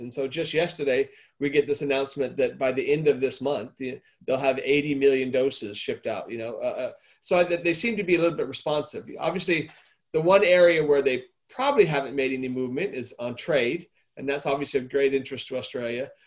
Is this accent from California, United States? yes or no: no; Arizona, United States; my home state of Arizona